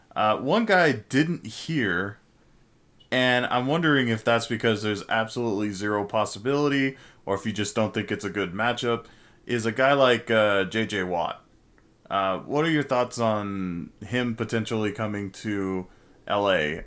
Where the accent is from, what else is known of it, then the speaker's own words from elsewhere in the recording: Fontana, California, United States; Fontana, California native